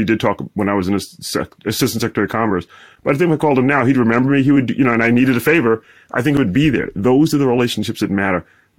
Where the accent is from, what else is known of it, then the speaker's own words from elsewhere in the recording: East Coast, United States; also born or lived in Midwest; I'm from the East Coast, I've been in the Midwest